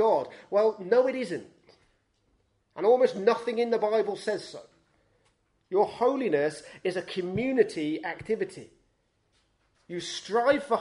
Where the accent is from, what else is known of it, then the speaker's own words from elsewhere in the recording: United Kingdom; we're British